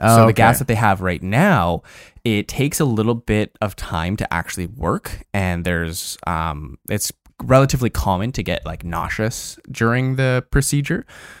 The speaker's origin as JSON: {"language": "English", "town": "Toronto", "region": "Ontario", "country": "Canada", "tie": "born there", "said": "I was born in Toronto. Didn't grow up there."}